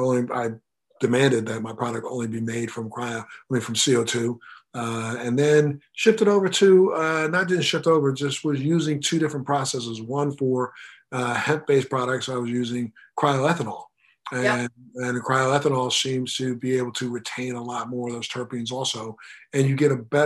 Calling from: Miami, Florida, United States

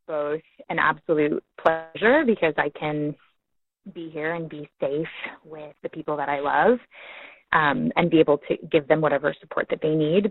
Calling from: Alameda, California, United States; also born or lived in Mexico; I'm calling from Alameda, California

